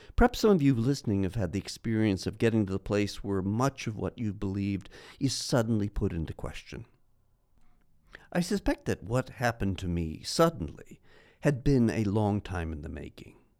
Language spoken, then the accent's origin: English; New York City, New York, United States; moved away as an adult; now in Los Angeles, United States; as a New Yorker